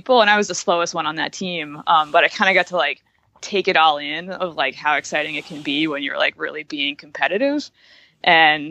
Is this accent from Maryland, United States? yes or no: no; Suffolk County, Long Island, New York, United States; moved away as an adult; now in Brooklyn, United States; I grew up in Suffolk County on Long Island